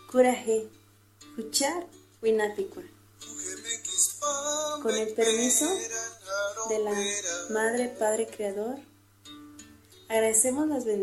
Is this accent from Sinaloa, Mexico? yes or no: no; Zacapu, Michoacán, Mexico